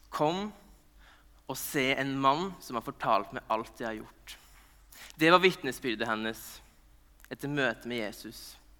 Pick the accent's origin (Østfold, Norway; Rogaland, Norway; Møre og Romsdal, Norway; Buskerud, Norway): Møre og Romsdal, Norway; Nordmøre; jeg er nordmøring